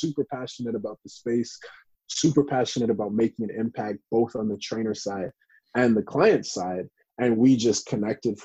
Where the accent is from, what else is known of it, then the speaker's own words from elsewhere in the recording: Canada; I'm from Canada